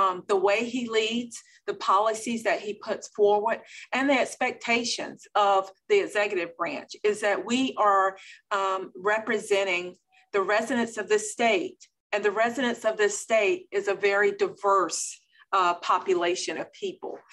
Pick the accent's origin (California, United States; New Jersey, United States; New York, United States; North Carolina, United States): North Carolina, United States; Belhaven; I am from Eastern North Carolina, the beautiful small town of Belhaven, North Carolina